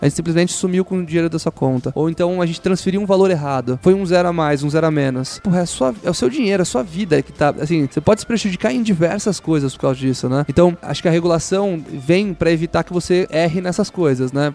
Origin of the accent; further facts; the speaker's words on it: Guarujá, São Paulo, Brazil; eu tive uma loja de biquíni no Guarujá, eu sou do Guarujá